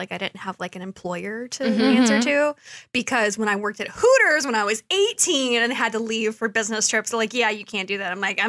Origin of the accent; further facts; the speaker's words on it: Detroit, Michigan, United States; I'm from Detroit